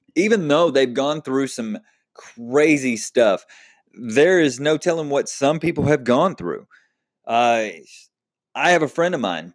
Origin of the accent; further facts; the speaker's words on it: Texas, United States; now in Oklahoma, United States; I am from Texas